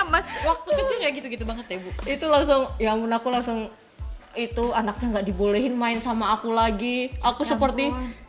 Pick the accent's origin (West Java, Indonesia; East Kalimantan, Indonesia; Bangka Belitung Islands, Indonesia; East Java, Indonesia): West Java, Indonesia; Cianjur; kan keluarga kita teh ada pabrik kan kalau di daerah gue tuh daerah Cianjur orang tuanya rata-rata punya pabrik beras ya.